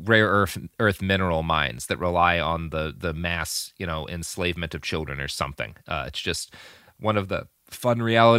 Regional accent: United States; But also I'm like, but I'm an American.

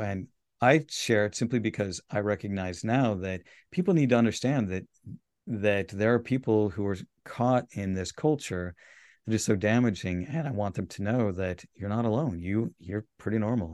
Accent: Salt Lake City, Utah, United States; I grew up in Salt Lake

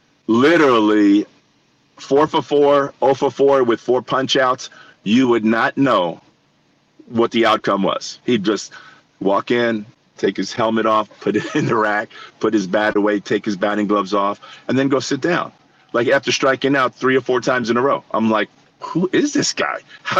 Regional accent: New York City, New York, United States; Like, I grew up in New York City. I watched Reggie hit all the home runs.

